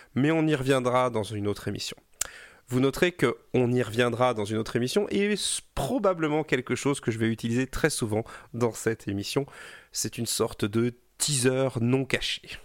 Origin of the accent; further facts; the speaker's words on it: Brittany, France; je suis breton